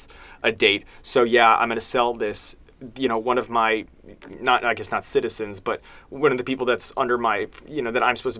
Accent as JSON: {"language": "English", "country": "United States", "said": "we're from the United States here"}